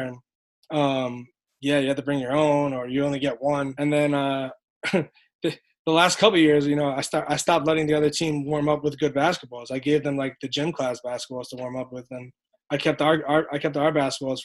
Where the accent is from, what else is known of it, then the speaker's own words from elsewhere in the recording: New York City, New York, United States; I grew up right there on Flappish, like in the middle of all that, Flappish Avenue